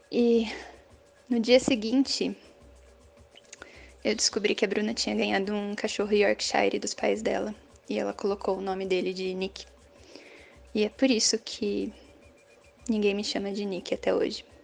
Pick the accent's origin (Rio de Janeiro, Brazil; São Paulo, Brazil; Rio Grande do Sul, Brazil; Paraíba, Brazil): São Paulo, Brazil; Jundiaí; eu sou de Jundiaí, São Paulo.